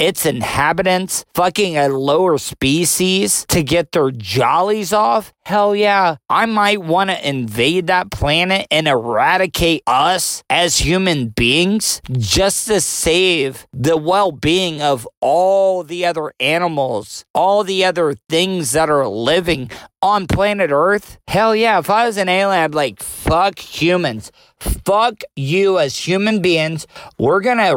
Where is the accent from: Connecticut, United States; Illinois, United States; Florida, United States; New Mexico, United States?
Florida, United States; growing up in the South, living in Florida all my life